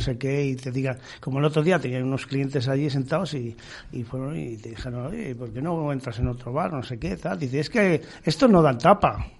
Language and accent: Spanish; Serranillos, Castile and León, Spain; now in Valladolid, Spain; mi pueblo se llama Serranillos, la provincia de Ávila